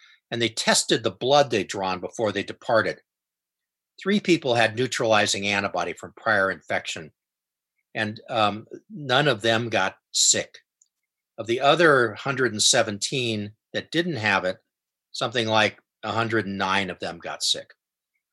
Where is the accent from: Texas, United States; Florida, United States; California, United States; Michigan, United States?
California, United States; Coronado; I grew up in Coronado